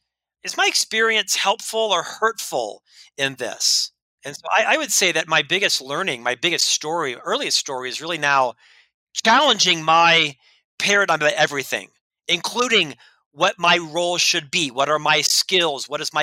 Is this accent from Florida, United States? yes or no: yes; Winter Park, Florida, United States; I was raised in Orlando, Florida, actually a suburb called Winter Park.